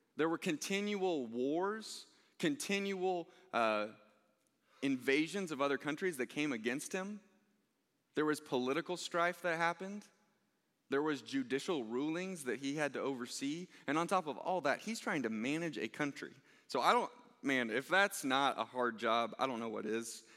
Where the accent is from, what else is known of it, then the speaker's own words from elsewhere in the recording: Overland Park, Kansas, United States; I grew up here in the Blue Valley School District